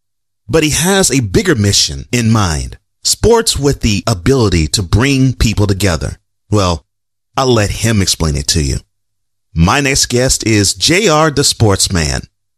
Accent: Houston, Texas, United States; I come from Houston

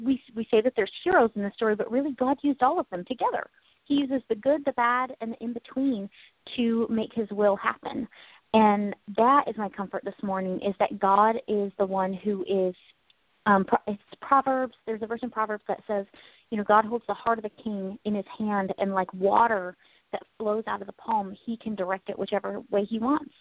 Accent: United States; I'm American.

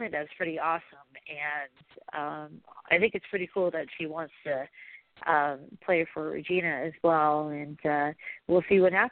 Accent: Oregon, United States; when I was growing up in Oregon, we didn't have an NFL team.

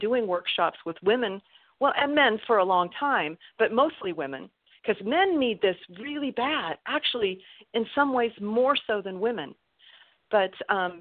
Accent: California, United States; moved away; also born or lived in Utah; I've been here in California again, because I grew up here in California.

